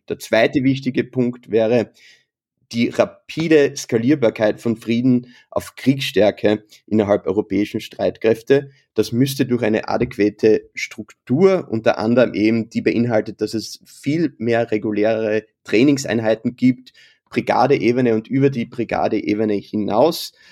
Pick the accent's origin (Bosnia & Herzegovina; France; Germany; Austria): Austria; als Österreicher, als Gelernter natürlich